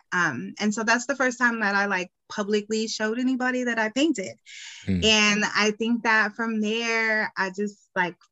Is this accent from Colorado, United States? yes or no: yes; Aurora, Colorado, United States; moved away; also born or lived in Hampton; I grew up in Aurora